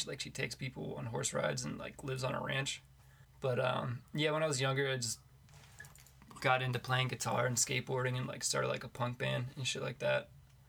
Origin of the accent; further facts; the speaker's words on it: Warrendale, Pennsylvania, United States; now in Pittsburgh, United States; I'm from Warrendale, which is like 20, 25-ish minutes north of Pittsburgh.